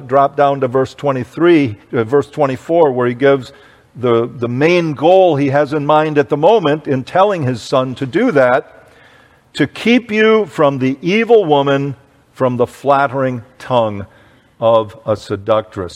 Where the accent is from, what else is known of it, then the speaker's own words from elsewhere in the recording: United States; I grew up in the United States of America